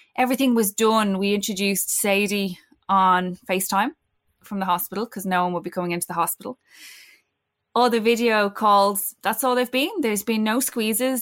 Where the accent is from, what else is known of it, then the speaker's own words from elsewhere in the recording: Ireland; as Irish people